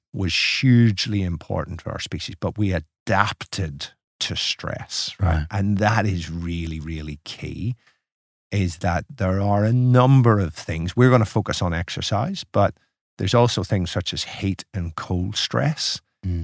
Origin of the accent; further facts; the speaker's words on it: Ireland; moved away as an adult; now in Melbourne, Australia; It's making an Irishman feel very at home.